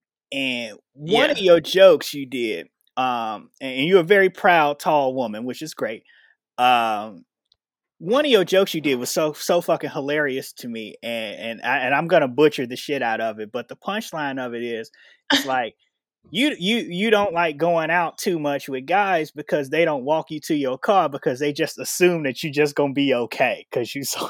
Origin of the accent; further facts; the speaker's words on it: Chicago, Illinois, United States; So that's different because like me growing up in Chicago, all you see about Vegas is just like all the shit that happens on the strip and stuff.